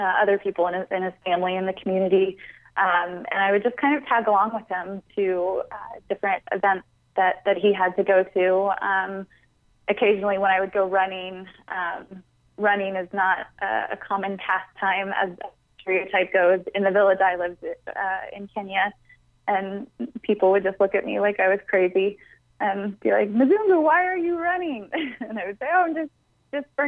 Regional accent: Atlanta, Georgia, United States; Atlanta, which is my hometown

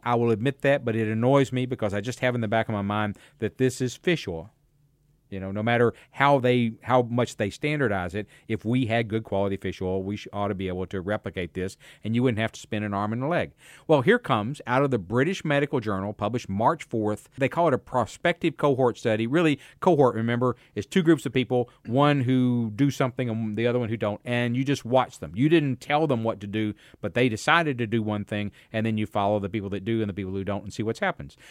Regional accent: United States; I grew up in America

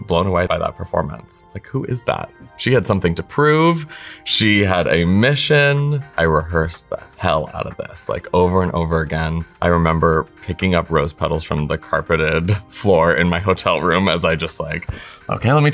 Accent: Illinois, United States; moved away as an adult; also born or lived in White River Junction, Vermont; my hometown in Illinois

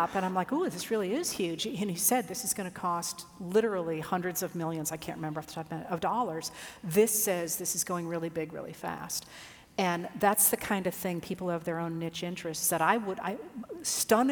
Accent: Maine, United States; also born or lived in Illinois; I was not born in Maine. I was actually born in Illinois, but grew up in Maine

